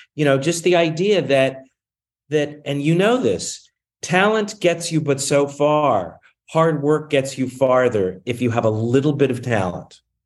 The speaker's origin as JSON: {"language": "English", "town": "Newport News", "region": "Virginia", "country": "United States", "tie": "born or raised there", "also_born_or_lived": "Boston / Los Angeles", "moved": "as an adult", "lives_now": "New York, United States", "said": "I grew up in Newport News, Virginia"}